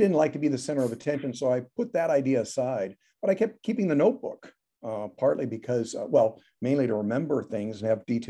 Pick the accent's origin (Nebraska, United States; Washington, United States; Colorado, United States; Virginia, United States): Nebraska, United States; Omaha; now in Chicago, United States; I grew up in Nebraska. Yeah, in Omaha.